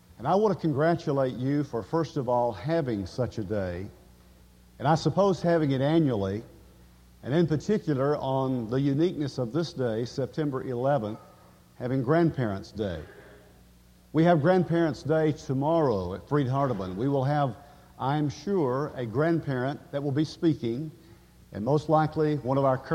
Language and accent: English; Woodbury, Tennessee, United States; now in Henderson, United States; I am a native of Middle Tennessee. I am from Woodbury and very proud of it